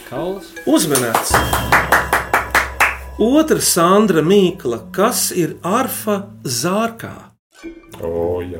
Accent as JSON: {"language": "Latvian", "region": "Riga", "country": "Latvia", "said": "esmu deju pieradinātājs no Rīgas ar kurzemnieku asinsriti."}